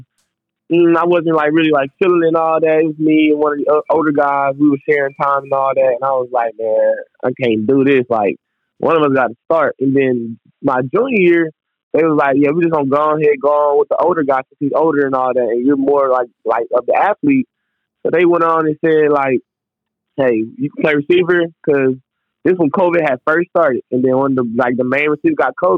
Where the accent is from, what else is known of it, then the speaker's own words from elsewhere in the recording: Houston, Texas, United States; also born or lived in Missouri City, Texas; I'm originally from Houston, Texas, but I ended up playing high school in Missouri City, Texas